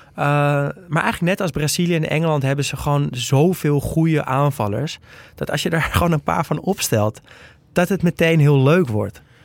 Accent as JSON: {"language": "Dutch", "country": "Netherlands", "said": "als Nederlander"}